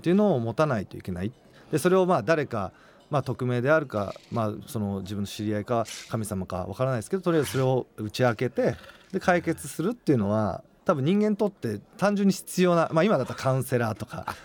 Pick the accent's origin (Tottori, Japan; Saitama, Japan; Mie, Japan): Mie, Japan; 僕は三重県出身なので